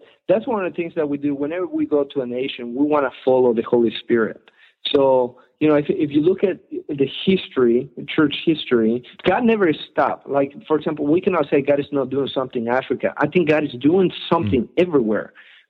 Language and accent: English; Colombia; English is a second language; also born or lived in Ecuador; now in United States; I'm from Ecuador. I grew up in Colombia. I've been here in America